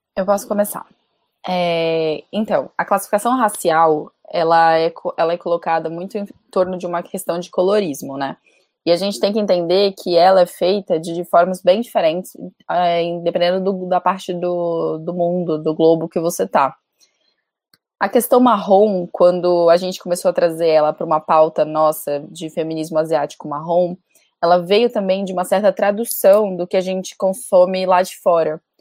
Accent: Amazonas, Brazil; por parte de mãe eu sou brasileira, nascida no Amazonas

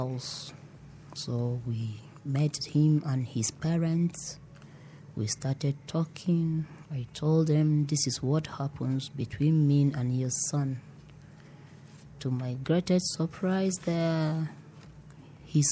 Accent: Toro, Bauchi, Nigeria; I grew up at Bauchi State at Toro local government

